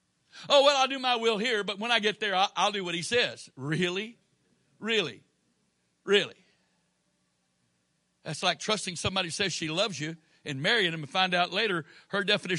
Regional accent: Florida, United States; born there; now in Maryland, United States; Now, I was born in Florida. My dad was stationed there when I was born.

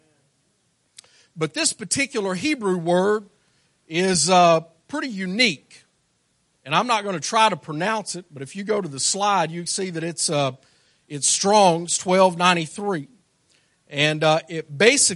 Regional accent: Arkansas, United States; I'm from Arkansas

